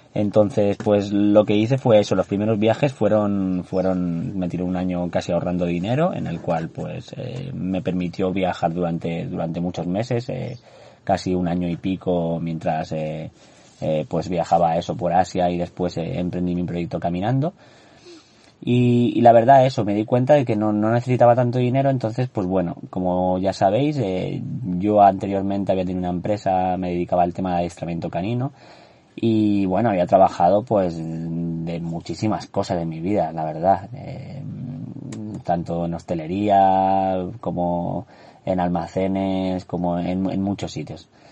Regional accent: Andorra; moved away; soy de Andorra, para los que no lo sepáis nací en ese maravilloso país de los, de los Pirineos.

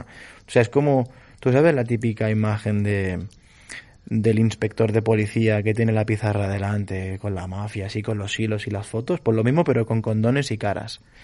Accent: Galicia, Spain; yo no soy vasco, soy gallego

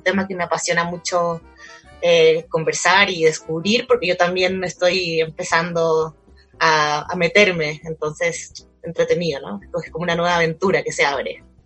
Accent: Chile; moved away as an adult; now in Colombia; Yo soy colombiana de nacimiento, pero crecí en Chile

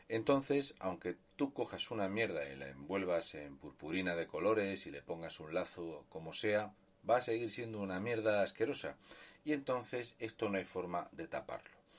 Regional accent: Region of Murcia, Spain; un murciano encabronado.

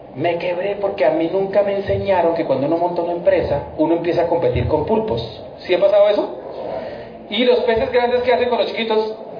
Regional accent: Funza, Cundinamarca, Colombia; also born or lived in Bogotá; Vengo de Bogotá, ya lo dijeron, yo soy de una ciudad que se llama Funza, Cundinamarca

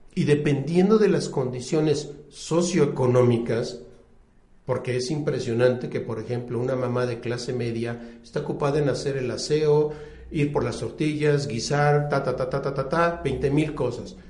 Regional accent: Puebla, Mexico; yo soy de la ciudad de Puebla, yo nací en Puebla.

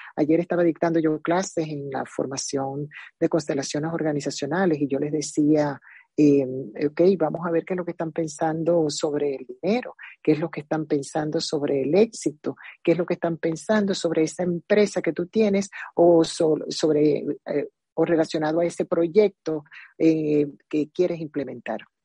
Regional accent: Zulia, Venezuela; moved away as an adult; also born or lived in Maracaibo; now in United States; siempre seré venezolana

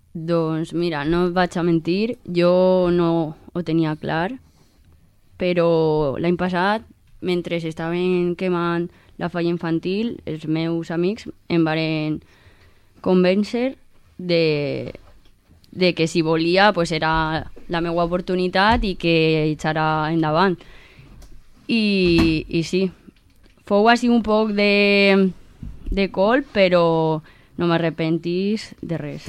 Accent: Manises, Valencian Community, Spain; jo volia estar amb la meva gent i en, en el meu poble i viure les coses des de des d'ací

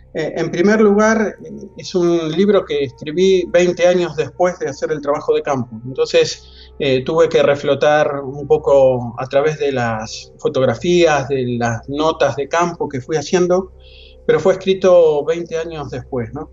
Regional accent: La Plata, Buenos Aires Province, Argentina; accent: Argentine; moved away as an adult; now in Madrid, Spain; soy argentino, soy de La Plata, cerca de, una, es una ciudad cerca de Buenos Aires

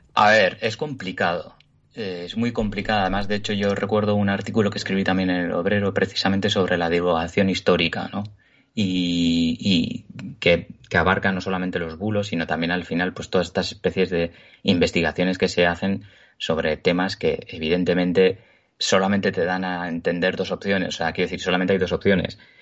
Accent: Basque Country, Spain; soy vasco, vivo en Euskadi, nací aquí, he vivido toda mi vida aquí

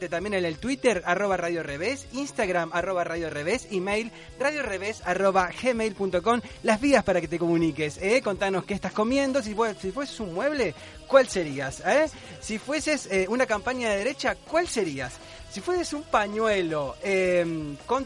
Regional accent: Córdoba, Argentina; Yo soy de Córdoba.

